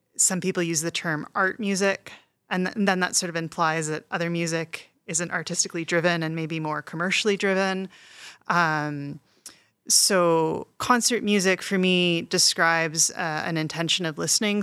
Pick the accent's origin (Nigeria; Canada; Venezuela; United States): Canada; also born or lived in Montreal, Quebec / Toronto, Ontario; I grew up in Montreal and Toronto